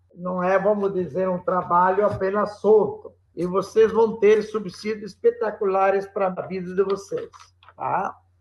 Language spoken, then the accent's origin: Portuguese; Brazil; Somos brasileiros